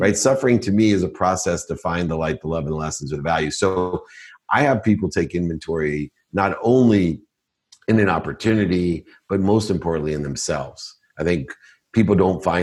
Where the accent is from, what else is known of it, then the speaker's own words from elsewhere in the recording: Akron, Ohio, United States; I was born in Akron, Ohio, single mom, six kids, packed my dinner in a paper bag, turned up, filled up turnstiles at 7-Elevens with greeting cards